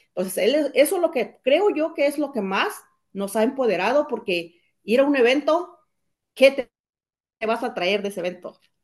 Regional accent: Cuernavaca, Morelos, Mexico; moved away; soy originaria de México, de un lugar que se llama Estado de Cuernavaca. Vine jovencita

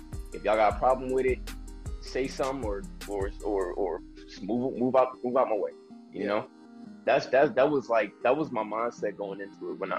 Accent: New York, United States; I know I'm from New York, but kill it, bro.

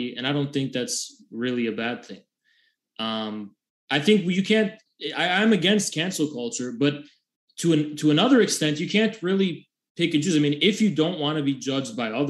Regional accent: United States; I'm an American communist.

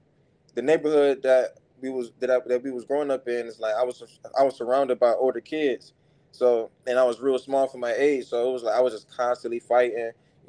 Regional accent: Cleveland, Ohio, United States; So, it was, Cleveland is a rough city.

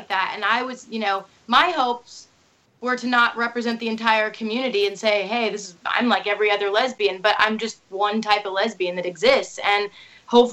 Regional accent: Indiana, United States; I feel like I'm from Indiana. I feel like I'm just a pretty relatable Midwest girl

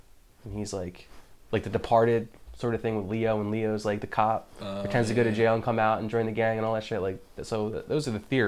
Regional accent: Puerto Rico; I'm Puerto Rican

